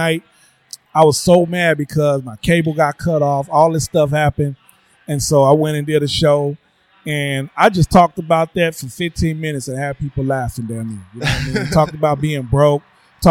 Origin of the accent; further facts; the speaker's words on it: Oakland, California, United States; I grew up in West Oakland in the hood